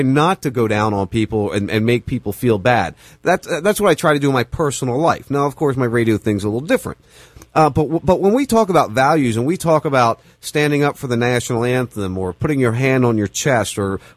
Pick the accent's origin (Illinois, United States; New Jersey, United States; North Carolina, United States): New Jersey, United States; near Atlantic City and Camden; moved away; I grew up in Jersey, right outside Atlantic City